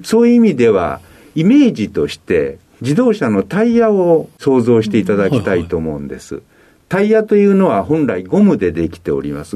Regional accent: Hokuto, Yamanashi, Japan; 山梨県北杜市という

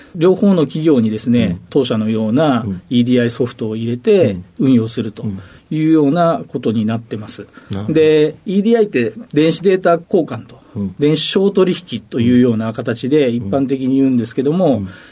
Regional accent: Kobe, Hyogo, Japan; also born or lived in Nishinomiya, Hyogo; えー、兵庫県の、えー、西宮市が出生地で、そこからですね、えー、神戸市が、えー、メインで、えー、育った環境になります

